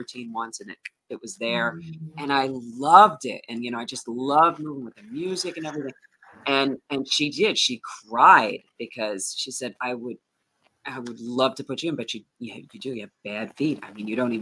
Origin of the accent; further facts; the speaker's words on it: Hudson Valley, New York, United States; I am from Hudson Valley, New York. And right now I live in Sugarloaf